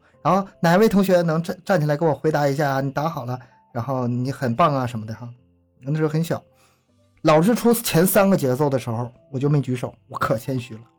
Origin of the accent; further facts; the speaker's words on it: Northeast China, China; accent: Northeastern Mandarin; 我们东北话说你咋这么蘑菇呢？